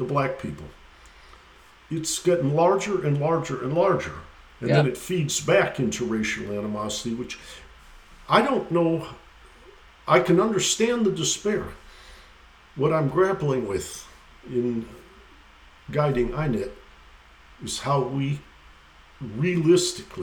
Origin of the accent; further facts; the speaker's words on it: Detroit, Michigan, United States; my hometown of Detroit